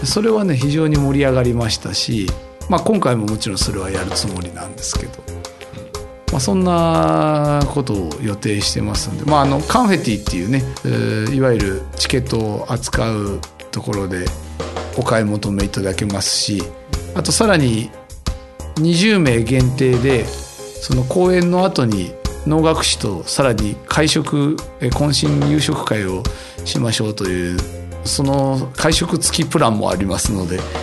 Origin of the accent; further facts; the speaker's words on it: Nakano-sakaue, Tokyo, Japan; うちの実家のあるところ